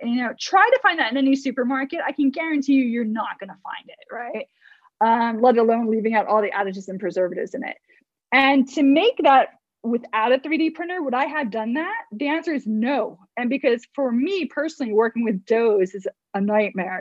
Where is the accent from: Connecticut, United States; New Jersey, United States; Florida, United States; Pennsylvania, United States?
New Jersey, United States; moved away as an adult; also born or lived in Manhattan, New York / England; I'm from the states, born and bred in New Jersey, East Coast